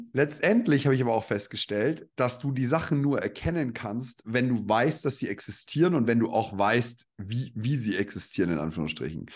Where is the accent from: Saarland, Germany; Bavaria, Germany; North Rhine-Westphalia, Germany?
Bavaria, Germany; Upper Palatinate, between Nuremberg and Regensburg; Ich bin ja stolzer Bayer eigentlich